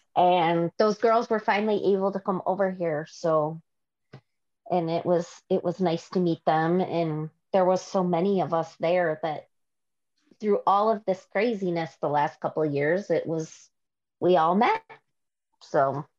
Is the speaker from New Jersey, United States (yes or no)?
no; Glen Burnie, Maryland, United States; I am from Maryland, Glen Burnie, Maryland.